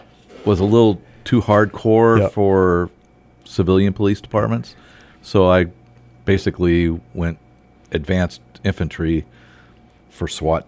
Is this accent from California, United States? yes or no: yes; Simi Valley, California, United States; moved away; Originally, I'm from California. Grew up in the Los Angeles area, just north of L.A., Simi Valley.